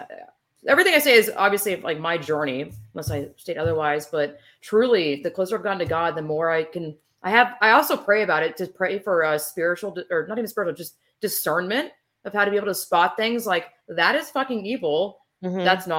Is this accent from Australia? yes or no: no; Georgia, United States; my home I grew up in Georgia.